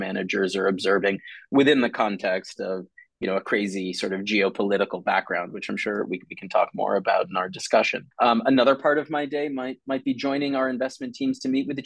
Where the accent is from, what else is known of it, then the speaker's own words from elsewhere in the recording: Boston, Massachusetts, United States; moved away as an adult; also born or lived in Ohio; I grew up in Boston, Massachusetts in the US